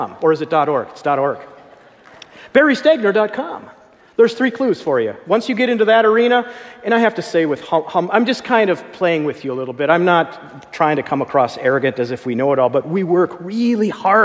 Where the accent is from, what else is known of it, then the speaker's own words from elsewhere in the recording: Minneapolis, Minnesota, United States; I come from Minneapolis, right there at the place where George Floyd was killed there